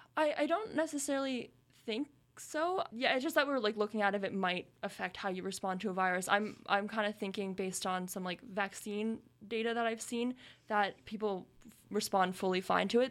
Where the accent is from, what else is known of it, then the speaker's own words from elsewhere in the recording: Kingston, Ontario, Canada; moved away; I'm from Kingston